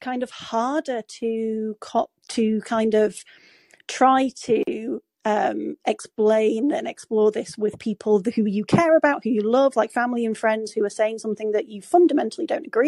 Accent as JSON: {"language": "English", "region": "Yorkshire and the Humber", "country": "United Kingdom", "also_born_or_lived": "York", "said": "I'm from Yorkshire"}